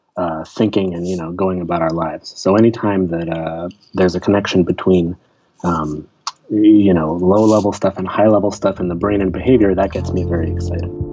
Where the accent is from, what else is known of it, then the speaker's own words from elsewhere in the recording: Pittsburgh, Pennsylvania, United States; moved away as an adult; also born or lived in Chicago; I grew up in Pittsburgh, which is a city, but uh, a pretty friendly, smaller city kind of in the Midwest, not quite the east, east coast of the United States